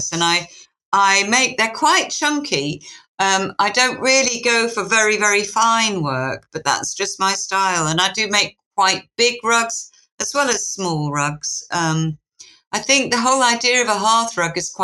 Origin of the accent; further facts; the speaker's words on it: Yorkshire and the Humber, United Kingdom; I come from Yorkshire